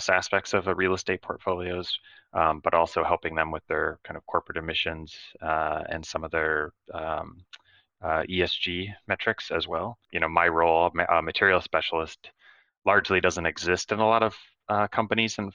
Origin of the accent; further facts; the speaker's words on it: Michigan, United States; I grew up in Michigan